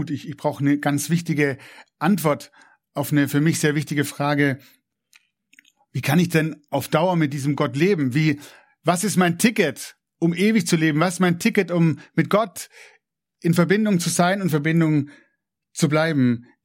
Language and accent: German; Swabia, Germany; ich bin ja auch Schwabe, gell, ehrt den, ehrt den kleinen Betrag.